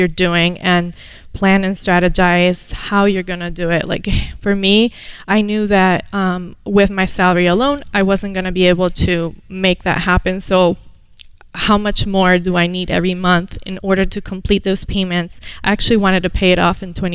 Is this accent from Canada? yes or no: no; Venezuela; moved away as an adult; now in United States; I was born here, moved to Venezuela when I was 7, and came back at the age of 19, ready for college